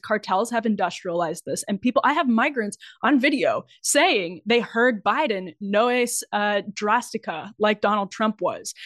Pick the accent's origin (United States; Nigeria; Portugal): United States; Wisconsin; I'm from Wisconsin